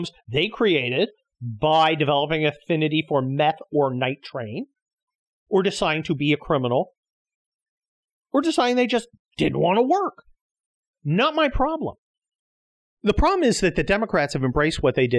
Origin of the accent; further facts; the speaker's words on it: United States; we, as American citizens